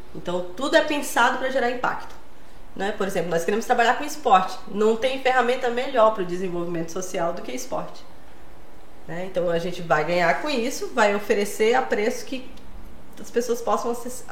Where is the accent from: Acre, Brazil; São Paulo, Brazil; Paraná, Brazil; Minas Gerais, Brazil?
Acre, Brazil; Eu nasci lá no Acre, mas tenho família catarinense